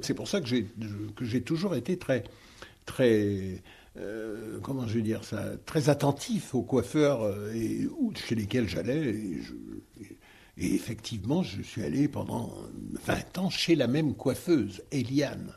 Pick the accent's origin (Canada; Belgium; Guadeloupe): Guadeloupe; Je viens de Guadeloupe